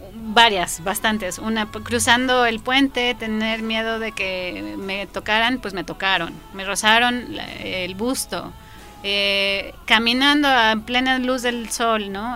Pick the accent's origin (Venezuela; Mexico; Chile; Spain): Mexico; León, Guanajuato; yo soy de León